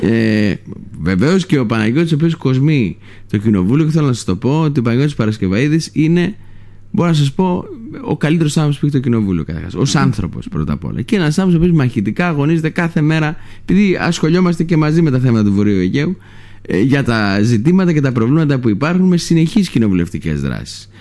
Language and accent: Greek; Lesbos, North Aegean, Greece; το χωριό μου, το Λέσβου